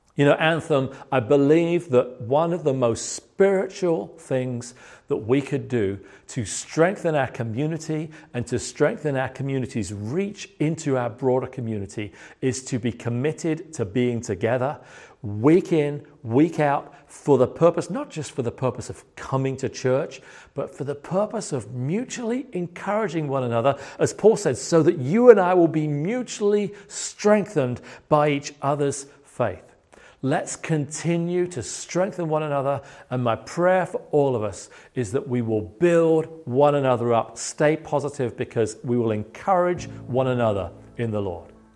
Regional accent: United Kingdom; moved away; as a British person

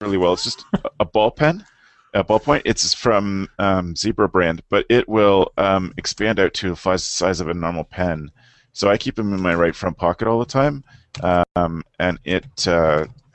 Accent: Canada; as a Canadian

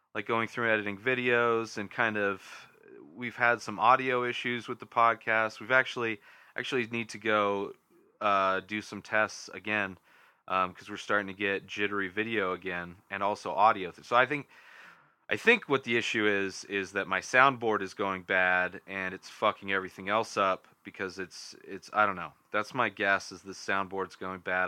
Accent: Southern California, United States; now in Denver, United States; Southern California is, is you know, I grew up there. So it's my back, it's my hometown, my home area

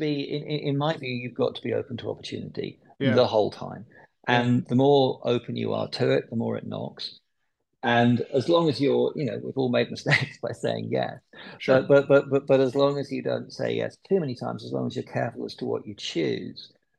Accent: London, United Kingdom; now in Phoenix, United States

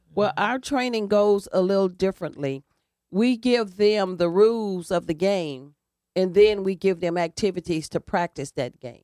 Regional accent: Alabama, United States; also born or lived in Indiana; now in New Haven, United States; I grew up in the segregated South, and I grew up basically around, uh, black people in a black community.

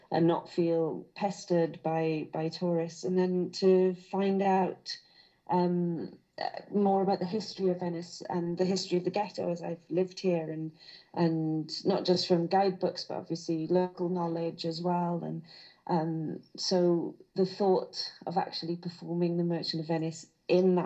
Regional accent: Carmarthen, Wales, United Kingdom; accent: Welsh lilt; also born or lived in Burry Port, Wales; I was brought up in Carmarthen, well, halfway between Carmarthen and Llanelli, so southwest Wales

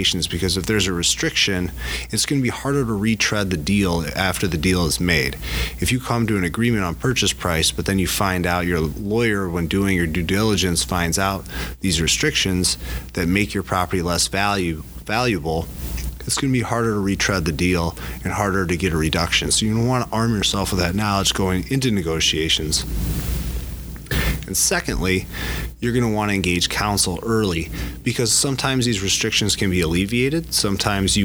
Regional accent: DeKalb, Illinois, United States; I grew up with Rob in DeKalb, Illinois

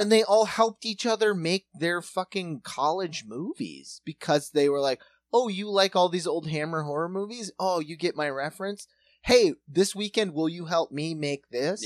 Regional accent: Watertown, United States; growing up in Watertown.

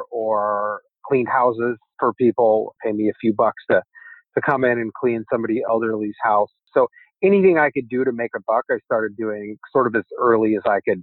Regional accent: Umatilla Indian Reservation, Eastern Oregon, United States; now in San Francisco, United States; I grew up in Eastern Oregon on the Umatilla Indian Reservation

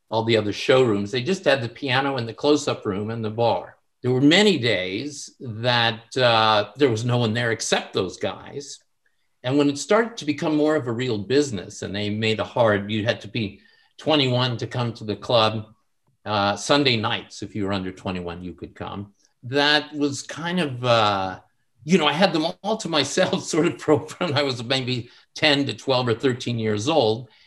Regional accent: San Francisco, California, United States; now in Los Angeles, United States; I'm originally from San Francisco, and my family moved to Los Angeles to be more involved in early television.

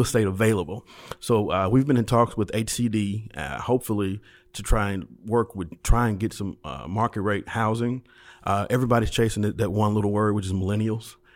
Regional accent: Memphis, Tennessee, United States; I'm from White Haven, so I've, I, I spent my entire childhood there

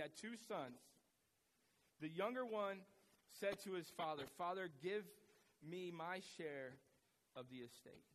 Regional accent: United States

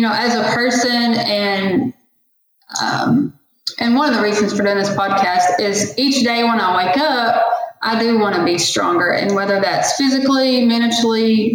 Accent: Valliant, Oklahoma, United States; here in my hometown in Valiant, Oklahoma

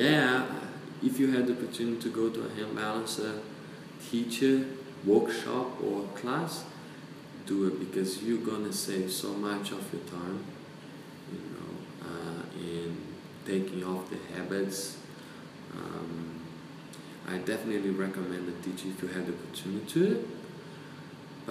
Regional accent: Brazil; moved away as an adult; also born or lived in New Zealand; I come from South America, I come from Brazil, countryside where we eat lots of meat, you know, organic. My father killed normally the chicken, the pork. So I grew up, you know, the fruit from the tree

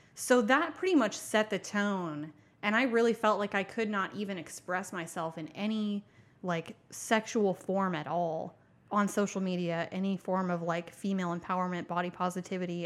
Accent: Tulsa, Oklahoma, United States; I'm from Tulsa, Oklahoma

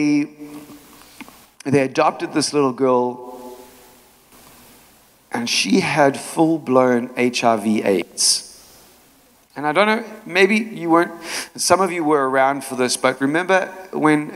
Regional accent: South Africa; moved away; also born or lived in Chicago; when I was growing up in South Africa, I was born in a time called apartheid.

